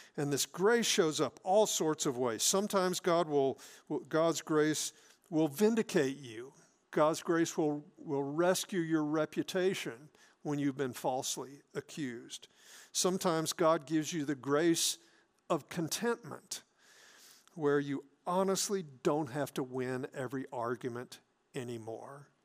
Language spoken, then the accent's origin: English; South Mississippi, United States; moved away; I grew up in South Mississippi